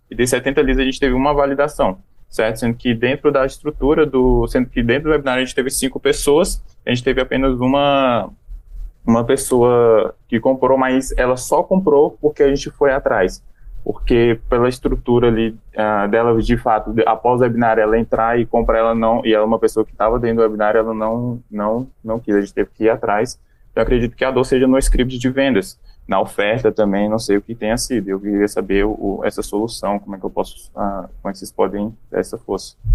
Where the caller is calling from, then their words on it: Brasília, Federal District, Brazil; Eu sou de Brasília, do seu lado, Hugo.